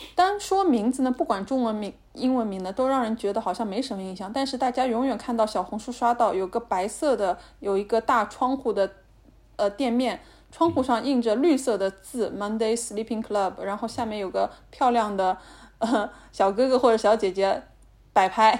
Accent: Shanghai, China; 我们上海人

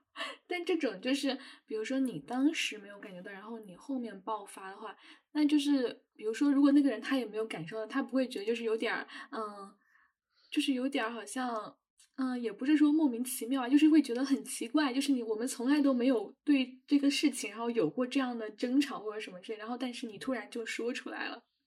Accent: China; 我们中国人

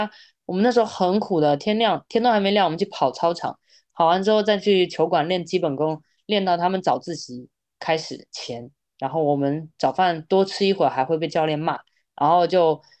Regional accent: Taiwan; 我那个时候差点都要去省队了，后来是因为我是台湾人，然后不这样。对啊，其实是因为是台湾人这件事情让我没办法成为运动员

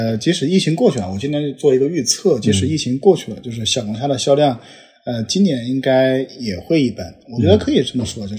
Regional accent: Wuhan, Hubei, China; moved away; also born or lived in Beijing; 虽然我是武汉人，就是我当年我们我小时候在武汉的时候

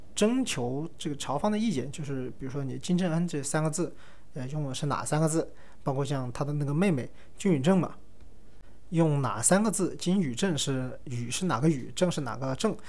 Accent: China; 我们一个中国人

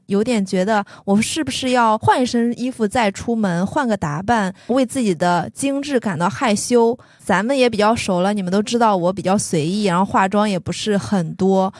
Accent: Shandong, China; 大家都知道我山东人，然后我爸爸也是那种很传统的山东男性，他其实不太能接受我特别夸张的发色和夸张的服饰

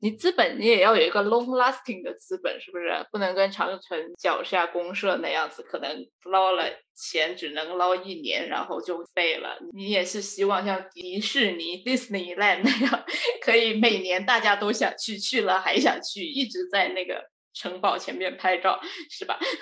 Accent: China; 我们是中国人

